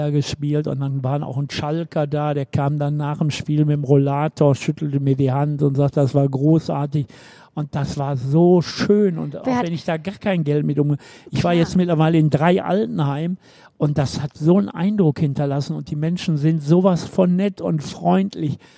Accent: Bochum, North Rhine-Westphalia, Germany; Einmal bin ich in Nordrhein-Westfalen geboren, einmal bin ich ein Kind des Ruhrgebiets, einmal bin ich gebürtiger Bochumer. Ich habe immer in Bochum gelebt.

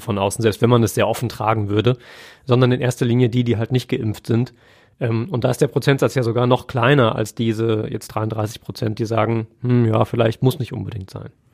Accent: Siegerland, North Rhine-Westphalia, Germany; ich komme ja aus dem Siegerland

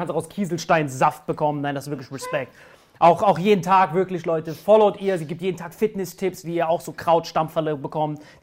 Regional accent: Morocco; Ich als Marokkaner feier dich hart.

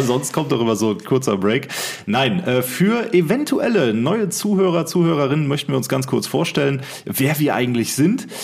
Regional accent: Rhein-Sieg-Kreis, North Rhine-Westphalia, Germany; wir kommen aus dem Rhein-Sieg-Kreis, sind hier beheimatet

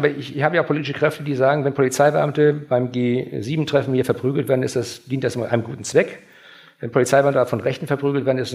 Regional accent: Schleswig-Holstein, Germany; wir, wir sind aus Schleswig-Holstein auch gewöhnt, aufstrebende Vereine zu fördern.

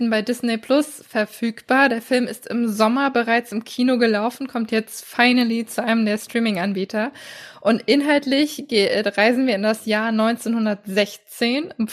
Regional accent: Northern Germany, Germany; gerade als Norddeutscher hat man ja, wenn man äh, in Richtung Süden blickt, manchmal immer so ein paar Klischees im Kopf.

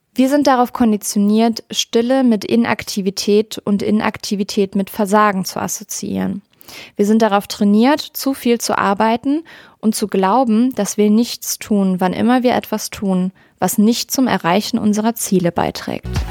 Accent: Rhineland, Germany; Ich bin eine Rheinländerin durch und durch

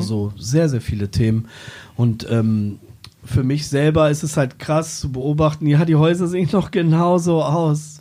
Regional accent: Braunschweig, Lower Saxony, Germany; moved away; die Weststadt, zu der Zeit, wo ich aufgewachsen bin

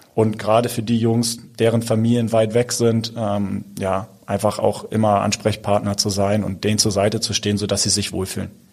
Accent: Hamburg, Germany; ich bin Hamburger

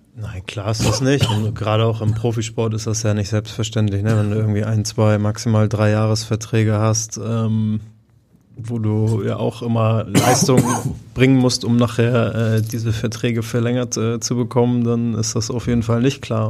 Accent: Hamburg, Germany; Ich äh, freue mich sehr, meine, meine ganze Karriere über hier in Hamburg gespielt zu haben, Freunde und Familie um die Ecke

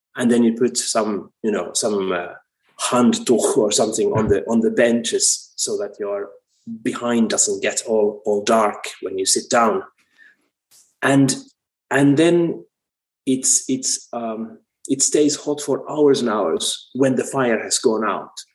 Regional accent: Finland; also born or lived in United States; my home country

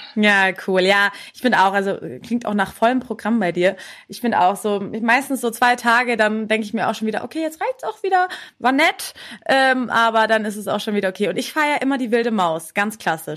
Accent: Munich, Bavaria, Germany; für mich als Münchner

